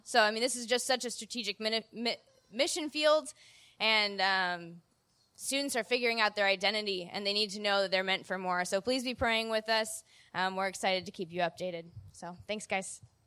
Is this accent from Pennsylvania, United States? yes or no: no; Illinois, United States; moved away; back in Illinois from my hometown.